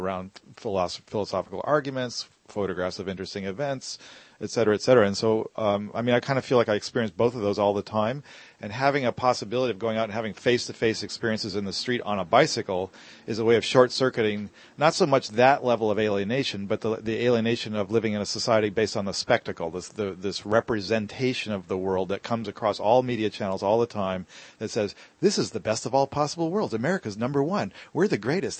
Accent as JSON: {"language": "English", "town": "San Francisco", "region": "California", "country": "United States", "said": "I'm from San Francisco"}